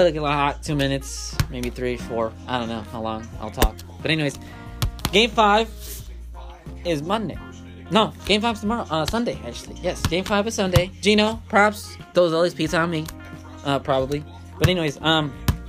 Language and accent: English; Chicago, Illinois, United States; I am from Chicago